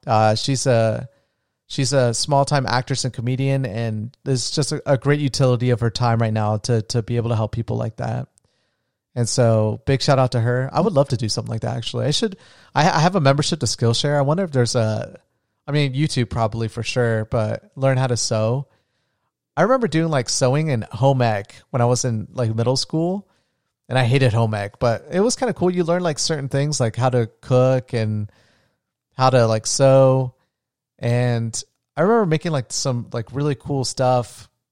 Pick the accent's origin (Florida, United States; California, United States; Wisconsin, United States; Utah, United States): Florida, United States; I'm from Florida